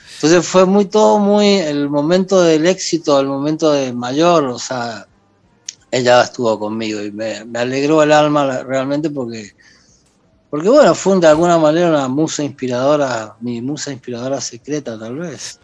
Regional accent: Argentina; moved away as an adult; also born or lived in Mexico; volví a la Pachamama, volví a mi tierra, volví

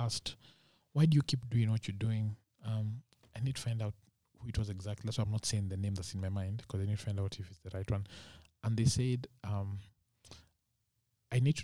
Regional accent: Muguga, Kiambu County, Kenya; I grew up in Muguga

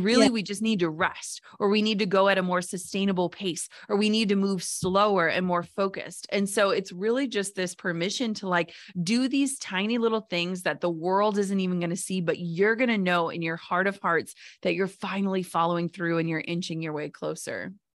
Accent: Minnesota, United States; I'm from Minnesota

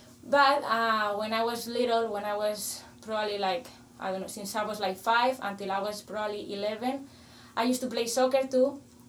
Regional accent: Madrid, Community of Madrid, Spain; English is a second language; moved away as an adult; also born or lived in Las Vegas, United States; now in United States; I was born and raised in Madrid, the capital of Spain. And I was living my whole life there until pretty much I was 18 and I came to college in America.

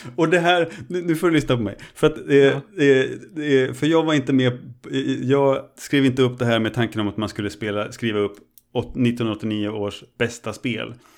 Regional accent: Örebro, Örebro County, Sweden; moved away as an adult; also born or lived in Östersund; hemma i Örebro när jag hade flyttat till, eh, mm. flyttat till Östersund

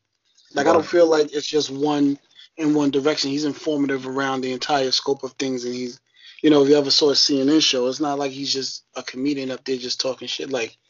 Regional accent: New York, United States; As I'm saying, I'm from New York

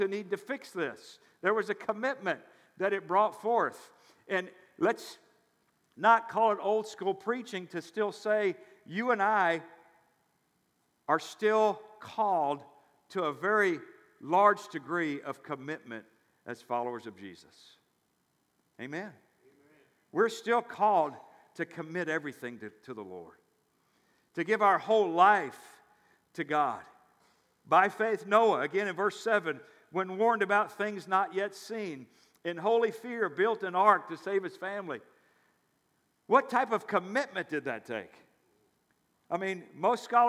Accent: near Memphis, Tennessee, United States; I grew up near Memphis, Tennessee

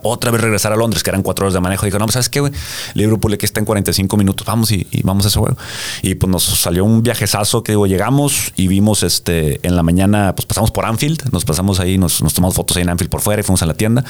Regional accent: Mexico; also born or lived in United States; como mexicano de acá

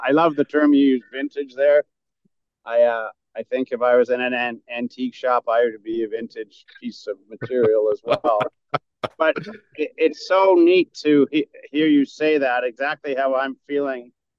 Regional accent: Northern England, United Kingdom; My family, I'm British, actually, from Northern England. So my mom and dad weren't really into hockey, but we grew up on a dead-end street or a cul-de-sac

